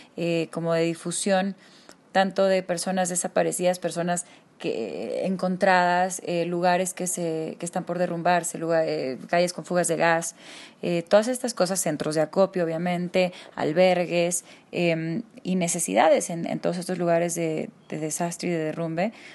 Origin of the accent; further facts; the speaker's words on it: Mexico; nos han cambiado la forma de interactuar entre nosotros como mexicanos